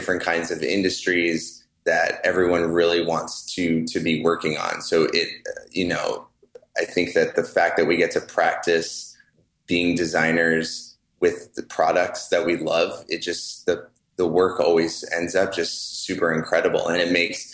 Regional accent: California, United States; both Colby and I grew up in California

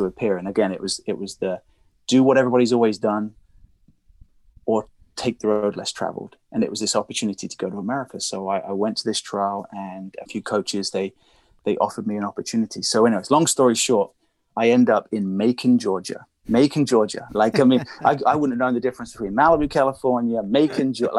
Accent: Reading, South East England, United Kingdom; moved away; I'm originally from England

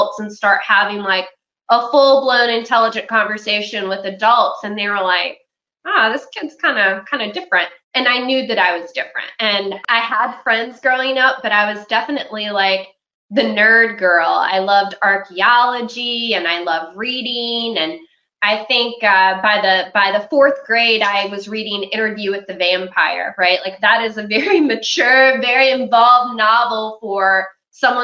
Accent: Charlotte County, Virginia, United States; I'm from Charlotte County, Virginia, which is in Southern Virginia

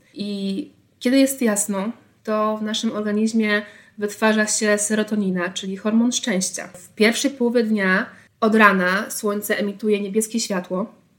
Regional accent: Tricity, Pomeranian Voivodeship, Poland; jestem z Trójmiasta

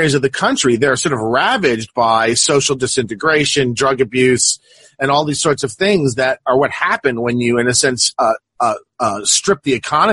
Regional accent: Long Island, New York, United States; also born or lived in southwestern Missouri; now in Missouri, United States; I grew up in Long Island, New York, which is about, you know, as much in Nassau County

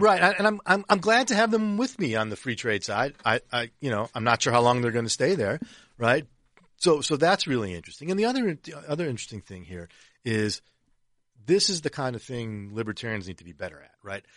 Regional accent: Detroit, Michigan, United States; I grew up in Detroit. I'm a Lions fan

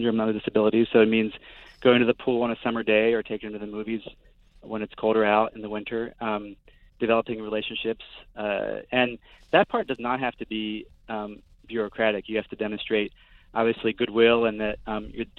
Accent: Brussels, Brussels-Capital Region, Belgium; now in United States; I grew up in Brussels

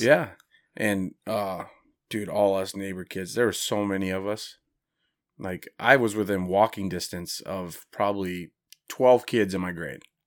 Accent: Indiana, United States; moved away; I grew up in Indiana

